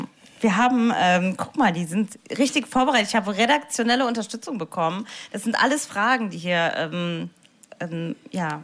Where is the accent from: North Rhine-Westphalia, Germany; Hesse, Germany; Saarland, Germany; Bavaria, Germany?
Saarland, Germany; Saarbrücken; Ich bin ja aus Saarbrücken